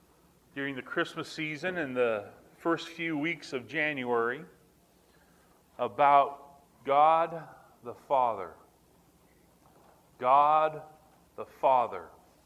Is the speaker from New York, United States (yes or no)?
no; Montgomery, Alabama, United States; born there; I think I was born in Montgomery, Alabama, on an Air Force base.